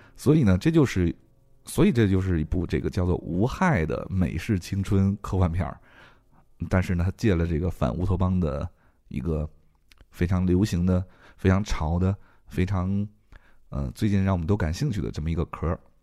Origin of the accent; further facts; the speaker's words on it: China; 我们中国人民的这个兴趣